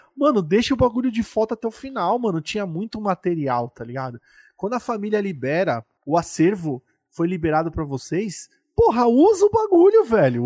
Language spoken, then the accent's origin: Portuguese; São Paulo, Brazil; como nós somos aqui de São Paulo